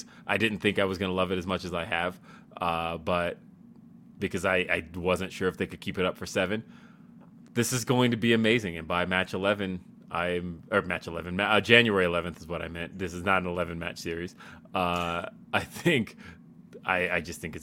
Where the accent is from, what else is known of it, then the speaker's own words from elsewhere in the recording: Los Angeles, California, United States; now in Denver, United States; I'm from Los Angeles